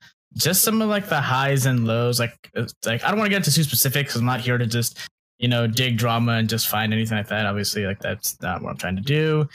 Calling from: Washington, District of Columbia, United States; I'm calling from the distant planet that is our nation's capital in Washington, D.C.

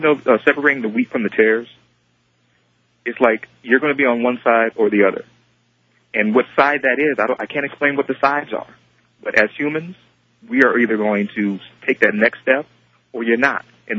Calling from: Sacramento, California, United States; I'm calling from Sacramento.

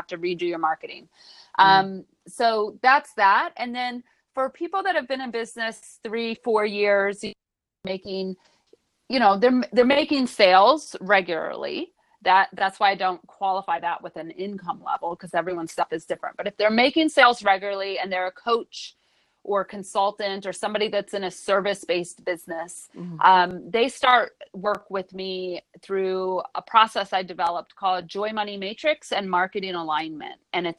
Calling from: Brooklyn, New York, United States; Today, I'm in Brooklyn, New York.

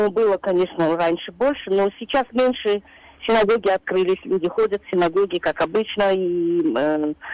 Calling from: Queens, New York, United States; я из Квинса.

